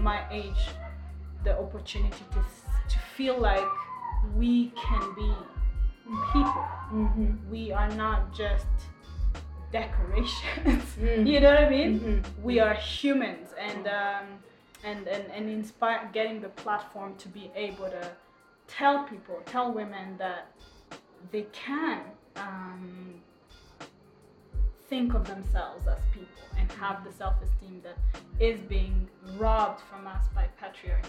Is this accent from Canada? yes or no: no; Rwanda; also born or lived in Democratic Republic of the Congo; I was born in the Congo, so I'm half Rwandese and half Congolese.